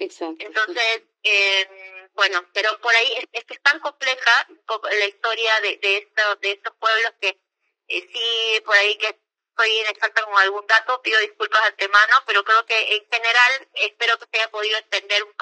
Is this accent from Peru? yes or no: yes; Peru; como peruana, eh, que, ha, bueno, yo no, yo era muy muy chica cuando pasó eh, todo el tema del conflicto interno